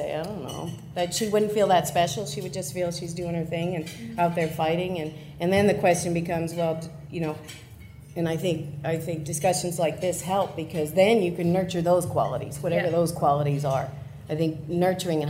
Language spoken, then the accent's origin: English; United States; accent: American; moved away as an adult; my accent is American